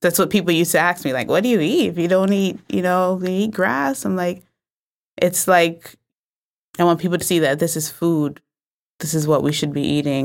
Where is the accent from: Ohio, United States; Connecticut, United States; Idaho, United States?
Connecticut, United States; New Haven; I'm from New Haven